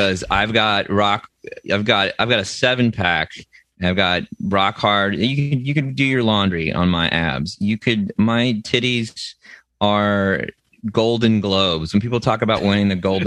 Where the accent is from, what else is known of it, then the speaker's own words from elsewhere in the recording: United States; as an American